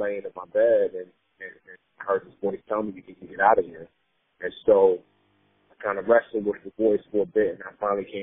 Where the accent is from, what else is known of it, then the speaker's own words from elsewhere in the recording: New York City, New York, United States; also born or lived in Nigeria; Growing up in the Bronx